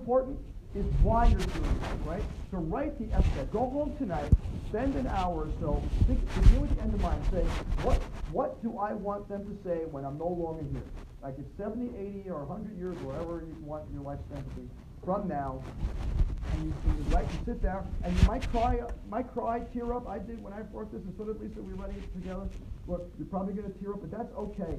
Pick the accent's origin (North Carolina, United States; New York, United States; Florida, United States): New York, United States; accent: New York; My New York accent